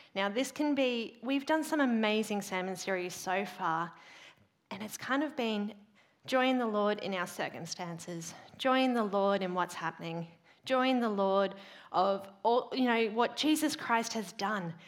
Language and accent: English; Queensland, Australia; as a Queenslander